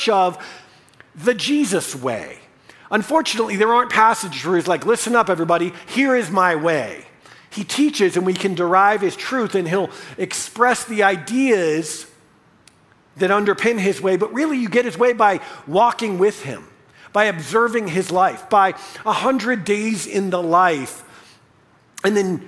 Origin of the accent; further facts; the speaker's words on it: United States; we as American evangelical Christians